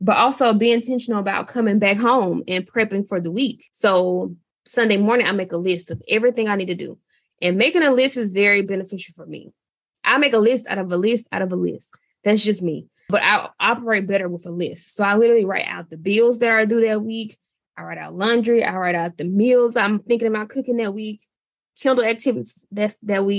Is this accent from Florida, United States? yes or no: no; Mississippi, United States; I'm from Mississippi. I'm Southern